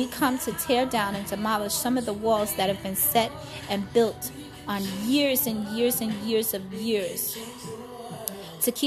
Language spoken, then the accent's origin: English; New York City, New York, United States; moved away as an adult; also born or lived in Brooklyn / Bronx; I am native born of New York City. I was born and raised in Queens, Flushing.